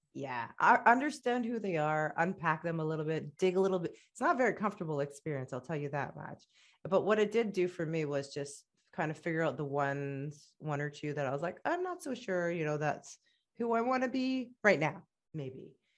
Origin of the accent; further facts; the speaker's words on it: Canada; also born or lived in Egypt / Middle East; I'm proud of being Canadian and I'm proud of being Egyptian and they both make me who I am